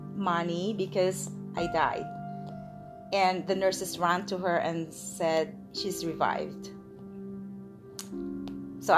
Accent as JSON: {"language": "English", "country": "Philippines", "tie": "born or raised there", "also_born_or_lived": "Gapan, Nueva Ecija, Philippines / Manila, Philippines", "said": "I was born in Philippines by my amazing mother"}